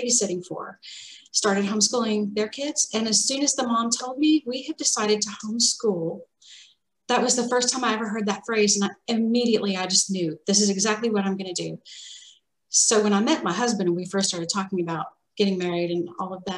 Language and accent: English; Arkansas, United States; So I grew up, I'm from Arkansas, and I grew up in a house that was right next to the woods